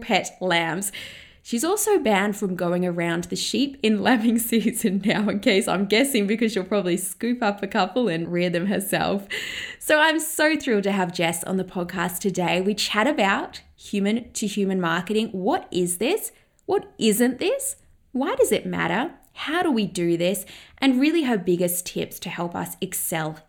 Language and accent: English; England, United Kingdom; moved away; also born or lived in Ballarat, Victoria, Australia; I grew up in England, but then I moved to Ballarat in regional Victoria.